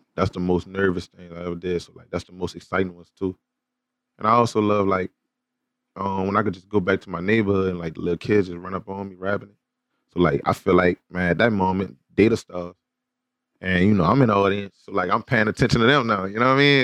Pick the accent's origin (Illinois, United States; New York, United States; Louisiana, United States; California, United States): Louisiana, United States; New Orleans; moved away as an adult; now in Houston, United States; my hometown in New Orleans